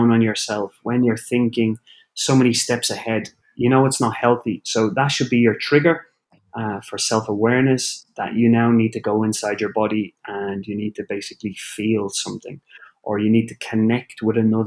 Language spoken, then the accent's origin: English; Ireland; also born or lived in Copenhagen, Denmark; now in Orlando, United States; being Irish